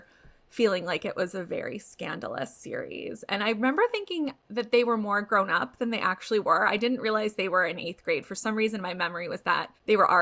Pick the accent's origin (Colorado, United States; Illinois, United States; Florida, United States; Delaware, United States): Illinois, United States; Chicago; now in California, United States; I'm from Chicago originally